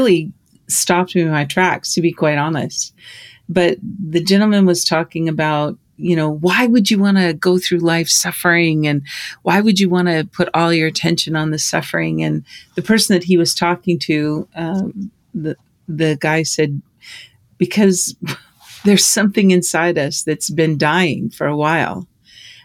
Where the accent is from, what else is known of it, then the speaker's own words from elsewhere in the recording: Libby, Montana, United States; moved away; you and I grew up in Libby, Montana